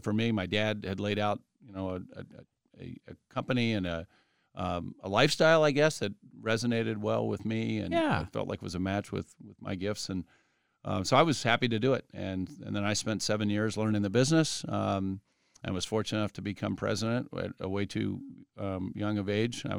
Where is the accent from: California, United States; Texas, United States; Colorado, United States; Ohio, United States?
Ohio, United States; Columbus; So I grew up here in Upper Arlington, Columbus. So in Columbus, kind of born and bred, and like a lot of folks in Arlington, I didn't venture very far.